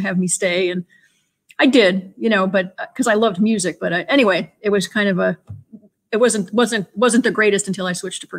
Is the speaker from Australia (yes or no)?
no; Endicott, New York, United States; also born or lived in Buffalo, New York / Philadelphia; now in near Philadelphia, United States; my parents moved to a town called Endicott, New York, which is in the middle of New York State